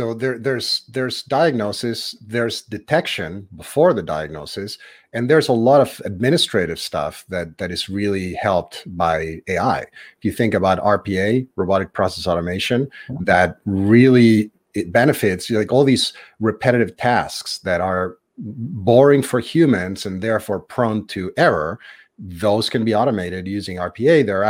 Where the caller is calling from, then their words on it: New Hampshire, United States; I'm in New Hampshire on the east coast of the US. So I'm about an hour north of Boston on the Atlantic.